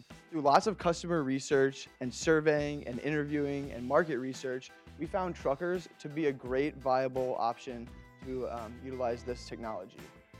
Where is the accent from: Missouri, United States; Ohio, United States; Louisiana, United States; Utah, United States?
Missouri, United States; St. Louis; I'm from St. Louis, Missouri